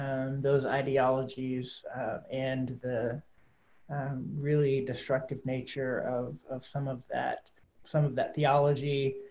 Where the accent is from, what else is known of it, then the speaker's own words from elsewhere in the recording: Valonia, Arkansas, United States; also born or lived in Atlanta, Georgia / Little Rock, Arkansas; I grew up here in Arkansas, a little town called Valonia, and have lived in Arkansas most of my life, with the exception of a two-year sojourn in Atlanta, Georgia. Moved to Little Rock about 5 years ago